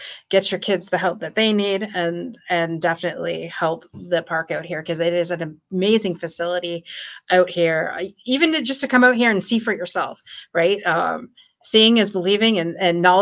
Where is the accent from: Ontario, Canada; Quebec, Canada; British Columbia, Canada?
Ontario, Canada; Windsor; I'm from Windsor, Ontario